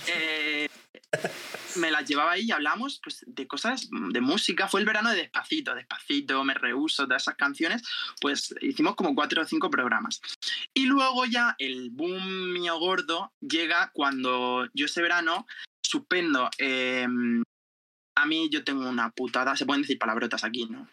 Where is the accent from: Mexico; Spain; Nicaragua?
Spain; Jumilla, Region of Murcia; soy de Murcia, de Jumilla, Murcia